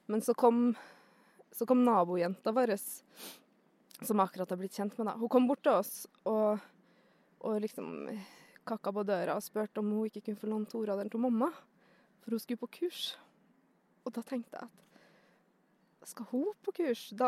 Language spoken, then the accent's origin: Norwegian; Svalbard, Norway; also born or lived in Mo i Rana, Norway; Eh, jeg er født i Mo i Rana, oppvoksen litt overalt. Eh, men eh, de første årene mine bodde jeg på Svalbard, kan man si, fram til jeg var elleve.